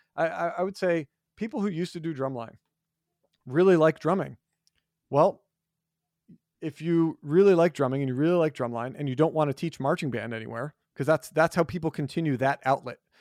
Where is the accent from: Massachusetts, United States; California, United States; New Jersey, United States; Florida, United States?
New Jersey, United States; moved away; where I grew up in New Jersey, we started after Labor Day